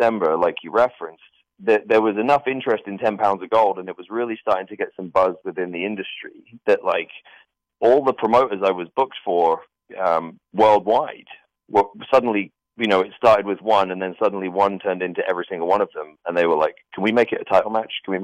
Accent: Norfolk, East of England, United Kingdom; I grew up I lived in Norfolk, which is this very rural sort of agricultural area.

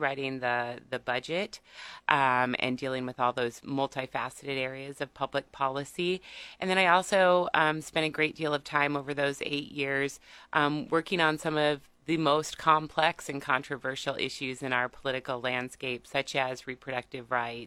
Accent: Seward County, Nebraska, United States; moved away as an adult; now in Lincoln, United States; I'm originally from Seward County, but I've been here in Lincoln since 1995 to attend the university

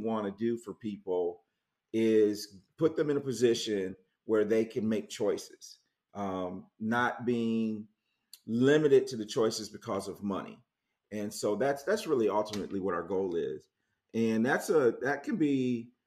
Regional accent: Muskegon, Michigan, United States; moved away as an adult; also born or lived in Kalamazoo, Michigan / Jackson, Michigan; now in Charlotte, United States; I grew up in Muskegon and then went to Western Kalamazoo, where I met my wife, and then lived in Jackson.

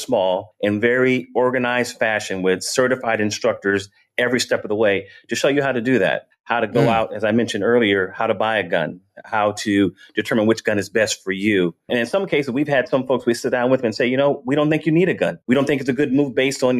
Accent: Vallejo, California, United States; moved away as an adult; now in Georgia, United States; in Vallejo, in my neighborhood, they had guns there

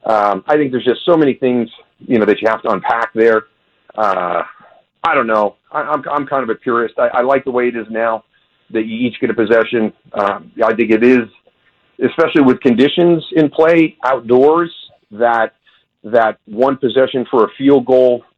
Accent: Western New York, United States; I grew up in Western New York

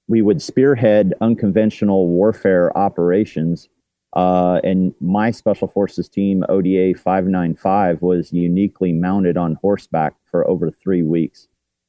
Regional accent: Kansas, United States; my home state of Kansas

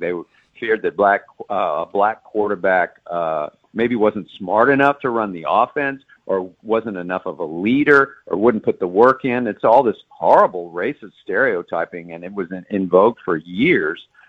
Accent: Dallas, Texas, United States; now in Baltimore, United States; I am a Texan born and raised in Dallas

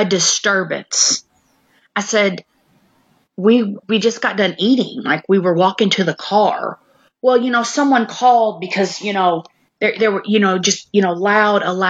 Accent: Clarksville, United States; this is my hometown, where both of them went to school. Clarksville is not a big place

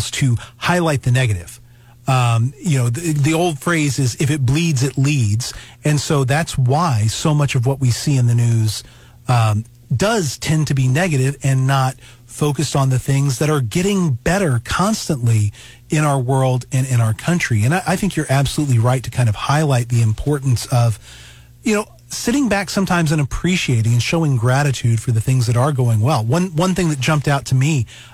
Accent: Alabama, United States; now in Missouri, United States; I grew up in Alabama, and so now I'm up living in Missouri.

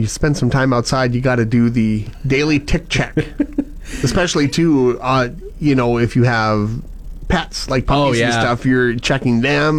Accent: Conquest, Saskatchewan, Canada; my hometown, Conquest, and the area right around it, was known as the Carrigana capital of Canada, or Saskatchewan

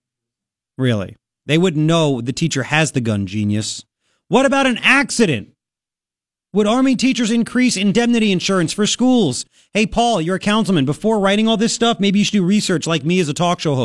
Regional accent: Long Island, New York, United States; now in Pima County, Arizona, United States; I grew up in Long Island

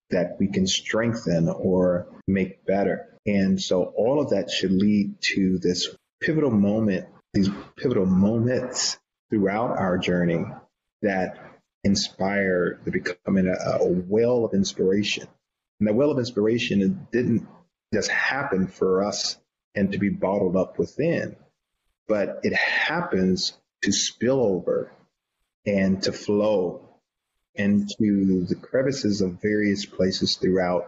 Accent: the South, United States; I was born and raised in the South

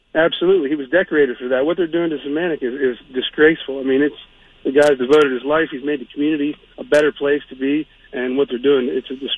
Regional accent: Beaver County, Pennsylvania, United States; I grew up in Beaver County here, played Rochester football

